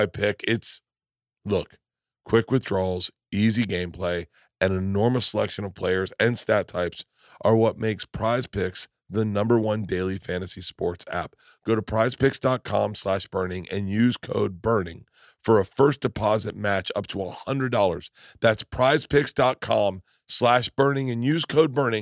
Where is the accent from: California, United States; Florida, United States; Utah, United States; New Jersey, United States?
Florida, United States; Tampa; I grew up in Tampa